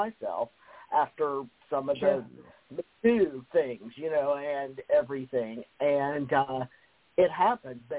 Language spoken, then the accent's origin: English; Kentucky, United States; moved away; I came from Kentucky